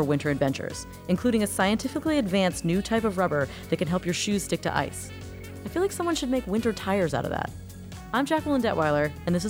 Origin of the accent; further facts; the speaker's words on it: Florida, United States; I am from Florida and have no idea how to drive in winter weather.